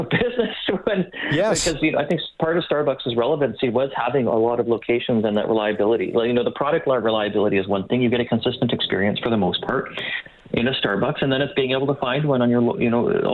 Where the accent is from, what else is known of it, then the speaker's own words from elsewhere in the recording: Canada; we're Canadian here